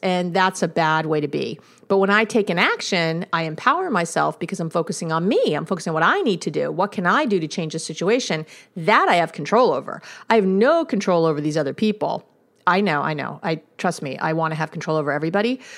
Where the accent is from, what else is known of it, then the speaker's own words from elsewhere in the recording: New York City, New York, United States; I'm from New York